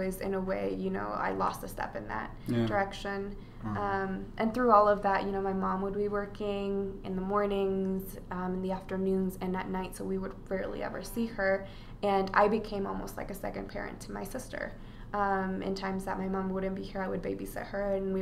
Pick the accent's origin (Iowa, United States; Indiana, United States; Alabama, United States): Iowa, United States; Des Moines; also born or lived in Atlacomulco, Mexico; when we first moved to the U.S., we grew up in the Des Moines area